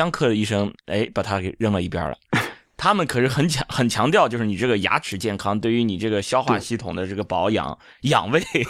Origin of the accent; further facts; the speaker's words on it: Shandong, China; now in Hangzhou, China; 我也是山东人，就以前呃来杭州之前，我确实是吃不惯菜泡饭，就是来了杭州之后，哎，慢慢慢慢习惯了。